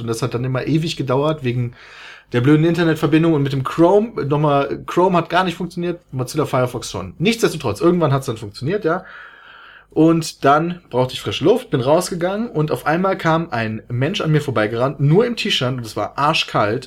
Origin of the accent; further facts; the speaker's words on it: Germany; ich komme aus Deutschland